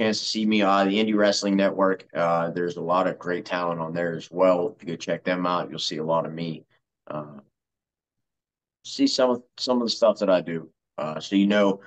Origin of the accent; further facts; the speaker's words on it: Uniontown, Pennsylvania, United States; Uniontown, Pennsylvania, my hometown